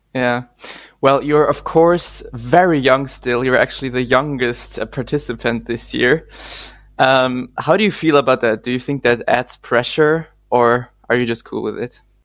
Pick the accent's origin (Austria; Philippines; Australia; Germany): Austria; I'm from Austria.